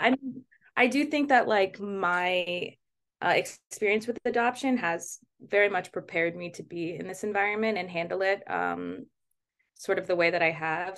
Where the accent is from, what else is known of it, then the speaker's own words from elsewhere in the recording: Baltimore, Maryland, United States; also born or lived in Kirov, Russia; I was adopted from Russia, um, but I was raised in Baltimore